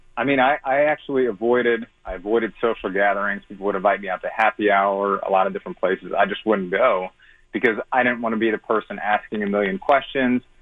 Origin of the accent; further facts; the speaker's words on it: St. Louis, Missouri, United States; I'm from St. Louis. I'm actually in Florida right